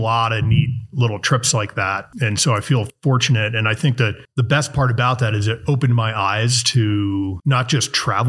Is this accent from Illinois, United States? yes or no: yes; La Grange, Illinois, United States; I grew up in Chicago, in the suburbs of Chicago, in a place called LaGrange, you know, about 30 minutes outside of the city from the lakefront.